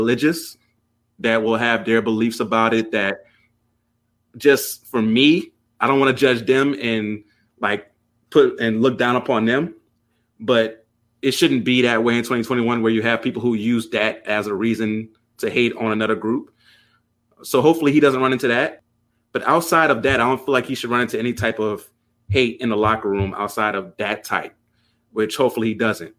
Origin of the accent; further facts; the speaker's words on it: Louisiana, United States; growing up in Louisiana